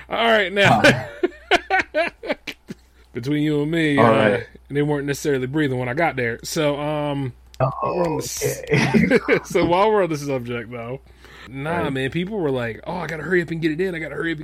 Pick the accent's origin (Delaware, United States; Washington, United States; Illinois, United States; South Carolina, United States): Delaware, United States; I'm from Delaware